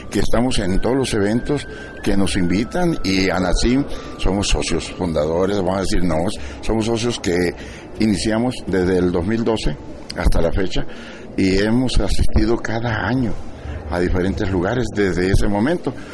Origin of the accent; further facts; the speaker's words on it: Sinaloa, Mexico; Para que nosotros nos sintamos orgullosos de decir, soy sinaloense, soy mexicano y a mucho orgullo participamos con historias regionales.